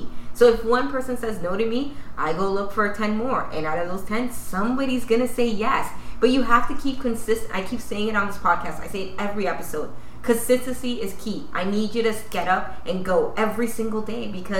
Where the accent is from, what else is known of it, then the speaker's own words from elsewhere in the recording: Dominican Republic; they know. And where are you from? Dominican.